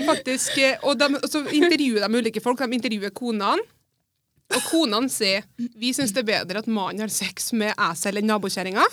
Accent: Melhus, Trøndelag, Norway; Jeg er jo født og oppvokst på Melhus

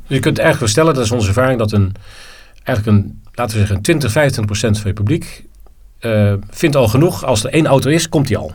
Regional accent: Netherlands; ik ben geen Belg, ik ben Nederlander

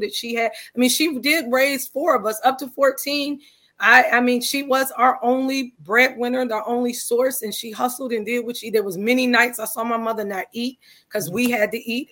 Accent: Cleveland, Ohio, United States; I'm from Cleveland. Cleveland, Ohio is my hometown

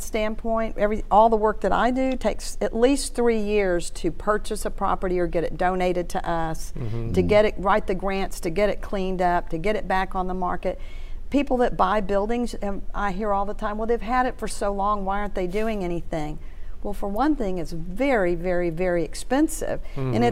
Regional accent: Houston, Texas, United States; now in Shreveport, United States; I'm from Houston.

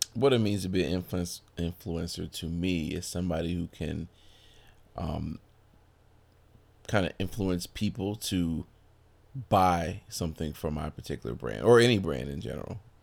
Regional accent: Brooklyn, New York, United States; I am originally from Brooklyn, New York

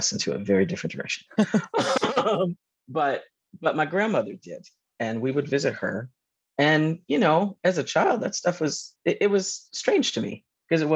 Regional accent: Georgia, United States; moved away as an adult; also born or lived in New York / Durham, North Carolina; I'm a Southerner. I grew up in Georgia.

